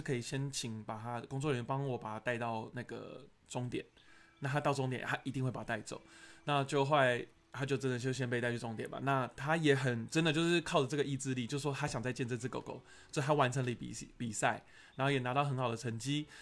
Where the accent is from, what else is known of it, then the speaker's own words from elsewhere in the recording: Taiwan; 我不是国外的人，我也是本地人